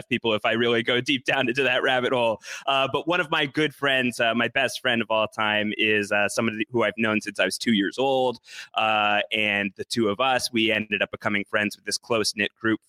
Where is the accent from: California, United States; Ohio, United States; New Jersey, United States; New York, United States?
New York, United States; Long Island; also born or lived in Brooklyn, New York / Syracuse, New York; I grew up on Long Island, about 45 minutes away from New York City